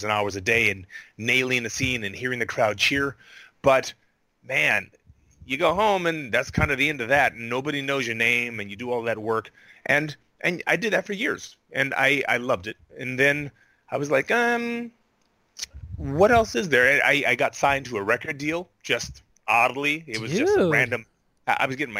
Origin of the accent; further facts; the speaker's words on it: Honolulu, Hawaii, United States; moved away as an adult; also born or lived in Indiana / California; I grew up, I was born in Indiana, and I grew up in Hawaii, in Honolulu, Hawaii